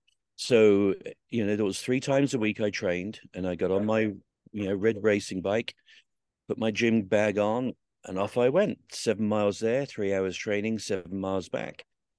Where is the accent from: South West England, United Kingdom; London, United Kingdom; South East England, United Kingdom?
South East England, United Kingdom; Southsea; So I grew up around the Royal Marines. I used to see them every day down in Southsea on the beach, and went to the museum there, and it just seemed pretty obvious that was going to be my life.